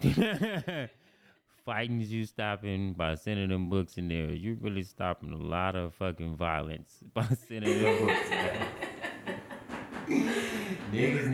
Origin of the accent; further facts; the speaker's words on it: Compton, California, United States; also born or lived in Torrance; I grew up in Compton, where I first grew up, where I started